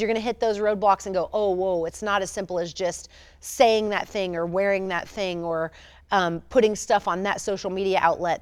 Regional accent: Tampa, Florida, United States; I was born in Tampa, Florida.

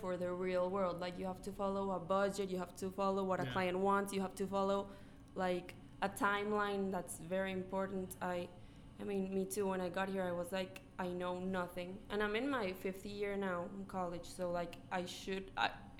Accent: Colombia; now in United States; I'm from Colombia, like the country, not the school.

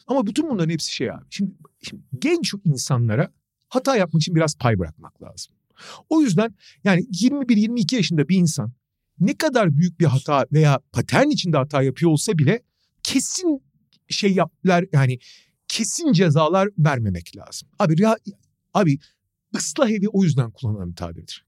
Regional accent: Turkey

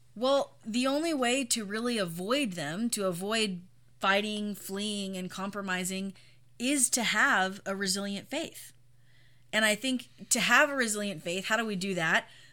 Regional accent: United States; as an American Christian

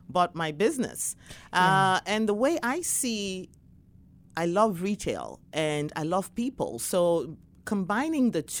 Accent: Ghana; was younger and in my 20s growing up in Ghana, West Africa, I could say even though uh, you know we were raised in a wonderful family

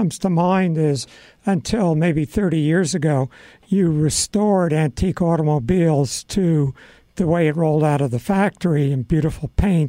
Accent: United States; I'm an American.

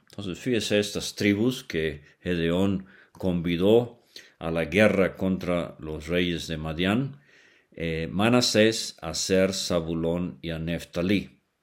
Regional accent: Venezuela; cuando era niño allá en Venezuela

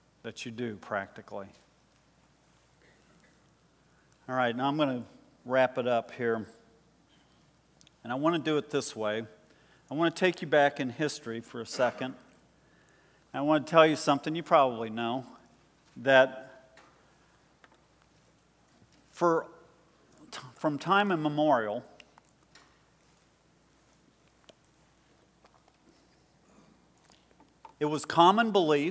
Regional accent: United States; us, as American Christians

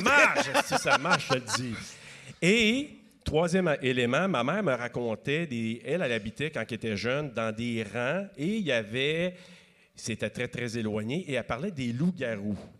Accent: Maniwaki, Quebec, Canada; je viens d'un coin de Maniwaki, donc on avait trois postes et demi à peu près qu'on pouvait regarder à la télé à l'époque.

